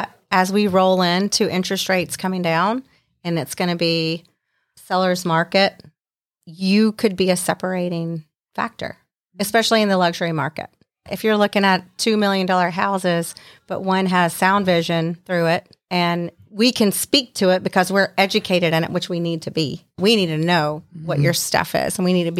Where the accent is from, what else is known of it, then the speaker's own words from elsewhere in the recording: Charlotte, North Carolina, United States; also born or lived in Kentucky; I was actually born in Kentucky, but I grew up in Charlotte. I'm as Charlotte native as you can get